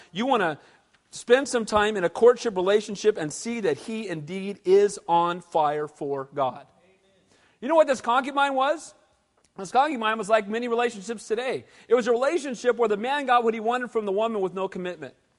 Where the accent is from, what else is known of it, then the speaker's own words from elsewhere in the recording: United States; I'm an American, and I'm glad to be one